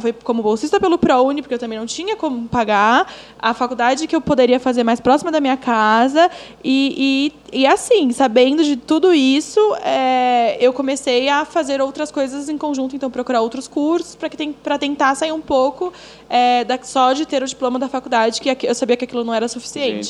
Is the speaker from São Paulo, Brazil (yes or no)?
yes; São Paulo, Brazil; sou uma pessoa que nasci no Capão Redondo, periferia de São Paulo, filha de uma mãe que me criou praticamente sozinha